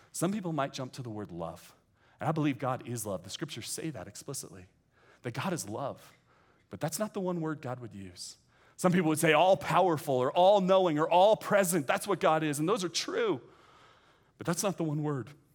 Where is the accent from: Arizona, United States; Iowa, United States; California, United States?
California, United States; San Francisco Bay Area; now in Westlake Village, United States; I grew up in the San Francisco Bay Area